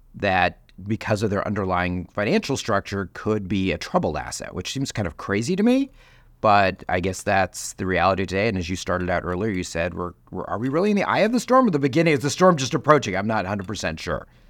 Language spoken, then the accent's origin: English; Chicago, Illinois, United States; my hometown of Chicago